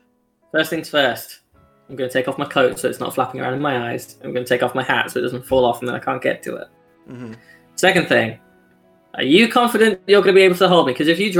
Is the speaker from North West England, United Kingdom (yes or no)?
no; around Birmingham area, West Midlands, United Kingdom; It's one of the very few regional things that we have for our area of England.